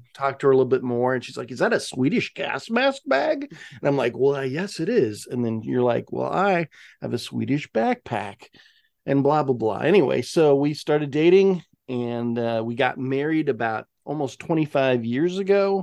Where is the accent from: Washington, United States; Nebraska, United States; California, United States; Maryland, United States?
Washington, United States; Spokane; I'm from Spokane